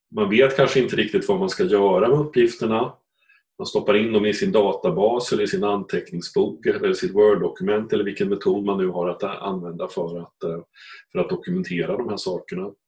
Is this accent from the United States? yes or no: no; Östergötland, Sweden; accent: Östergötland; Jag, sitter visserligen nere i Östergötland just nu, för jag är uppvuxen där